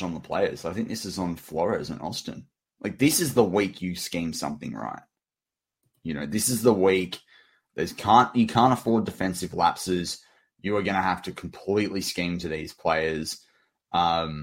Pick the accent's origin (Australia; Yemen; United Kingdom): Australia; As an Australian fan